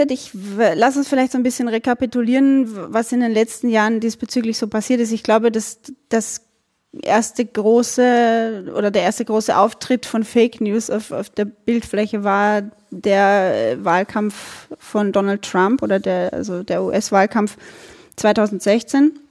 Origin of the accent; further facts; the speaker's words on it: Burgenland, Austria; Also ich bin aus dem Burgenland und das könnte sein, dass wir im Laufe des Gesprächs immer wieder mal so in äh, den österreichischen Dialekt abdriften.